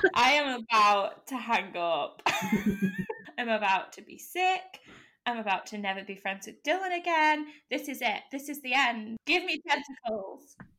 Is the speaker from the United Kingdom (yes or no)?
yes; United Kingdom; we are British.